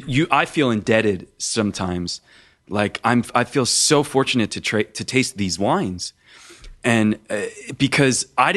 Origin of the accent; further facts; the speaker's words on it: Philadelphia, Pennsylvania, United States; Because my family, we're from Philadelphia, and we had a butcher shop, and we all worked there